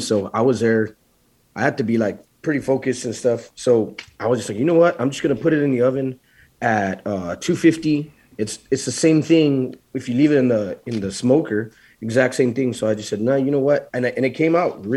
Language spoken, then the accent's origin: English; Laredo, Texas, United States; I'm from Laredo, so I'm about an hour and a half, 2.5 hours from San Antonio